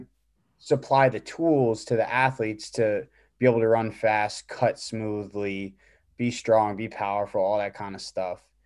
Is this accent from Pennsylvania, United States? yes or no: yes; East Stroudsburg, Pennsylvania, United States; I went to grad school at East Stroudsburg University, uh, my hometown, um, uh, where I did a graduate assistantship with actually my old high school, East Stroudsburg South